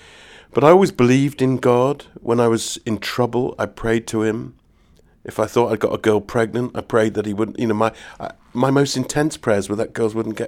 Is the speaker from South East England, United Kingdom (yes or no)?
no; Nailsea, South West England, United Kingdom; I come from the West Country, and this is in North Somerset, a town called Nailsey.